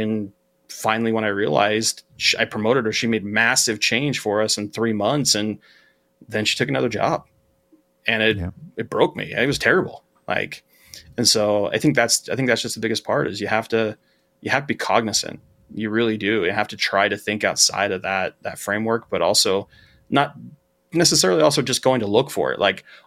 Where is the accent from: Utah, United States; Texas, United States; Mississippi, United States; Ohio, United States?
Utah, United States; I grew up in Utah